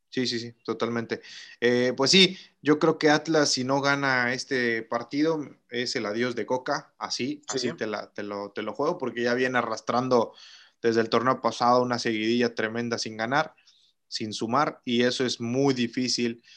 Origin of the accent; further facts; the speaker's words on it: Tampico, Tamaulipas, Mexico; also born or lived in Argentina; soy de acá de Tampico.